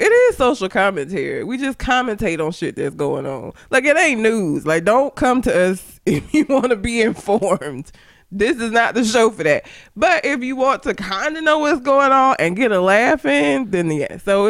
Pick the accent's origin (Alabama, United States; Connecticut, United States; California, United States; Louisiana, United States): Alabama, United States; Talladega; I'm from Talladega.